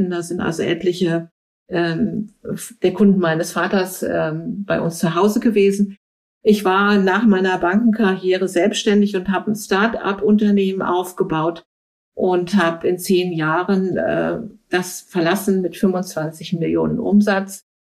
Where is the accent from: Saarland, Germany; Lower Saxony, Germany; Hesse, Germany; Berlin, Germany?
Berlin, Germany; Also für mich ist äh, West-Berlin eigentlich noch das, wo ich meine Heimat finde.